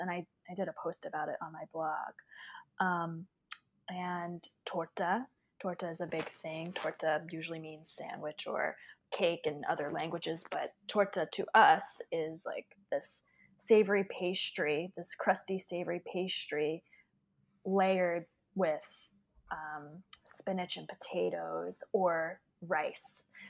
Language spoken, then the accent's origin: English; Poughkeepsie, New York, United States; I am from Poughkeepsie, New York.